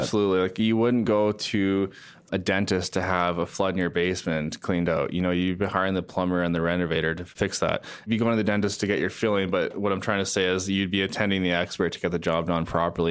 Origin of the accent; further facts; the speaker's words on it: Calgary, Alberta, Canada; also born or lived in Surrey, British Columbia; Born in Surrey, BC, the Vancouver area. Moved to Calgary actually when I was quite young. So I do consider myself a Calgarian